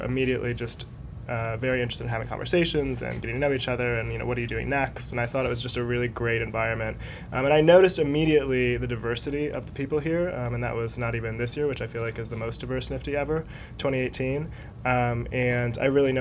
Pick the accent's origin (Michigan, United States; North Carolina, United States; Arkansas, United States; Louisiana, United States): Michigan, United States; Detroit; now in Los Angeles, United States; I am originally from Michigan in the Metro Detroit area